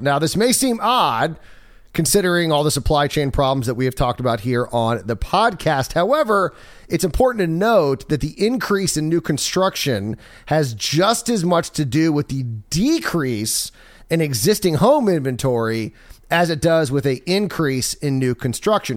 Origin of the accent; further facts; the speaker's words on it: Maryland, United States; moved away; I'm from Maryland